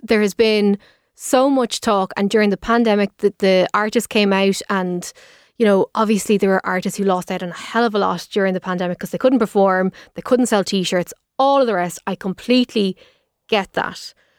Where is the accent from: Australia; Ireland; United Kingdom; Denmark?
Ireland; Dublin, Leinster; I'm from Dublin